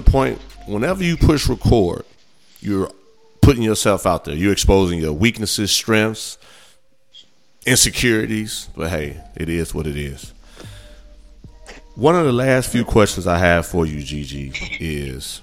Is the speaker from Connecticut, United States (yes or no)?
no; Gary, Indiana, United States; I grew up in Gary, Indiana. Majority of us are black